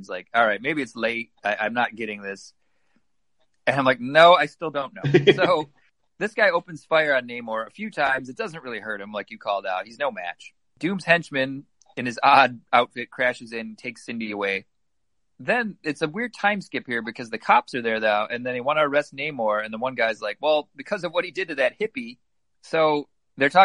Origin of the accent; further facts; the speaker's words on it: Detroit, Michigan, United States; we grew up in Detroit